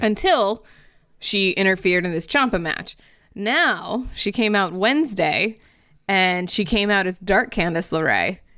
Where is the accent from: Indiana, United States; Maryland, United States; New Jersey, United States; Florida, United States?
Florida, United States; my home state that makes very questionable decisions on the regular basis